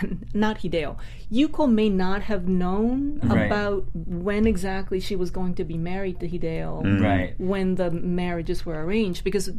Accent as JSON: {"language": "English", "country": "Japan", "tie": "born or raised there", "lives_now": "United States", "said": "I'm Japanese American, but I'm actually an immigrant. I grew up in Japan."}